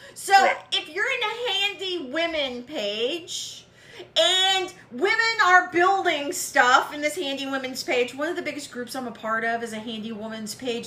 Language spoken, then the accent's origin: English; Waco, Texas, United States; I was from Waco and I knew what Spice Village was